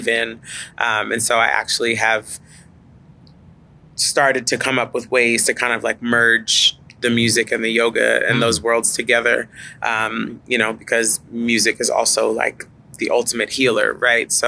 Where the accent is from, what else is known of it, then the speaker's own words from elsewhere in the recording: Dallas, Texas, United States; I grew up in the suburbs. I grew up in North Dallas.